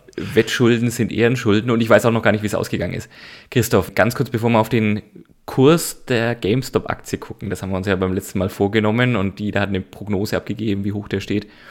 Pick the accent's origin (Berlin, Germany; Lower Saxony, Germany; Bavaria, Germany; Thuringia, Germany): Bavaria, Germany; Nuremberg; Ich bin ein Nürnberger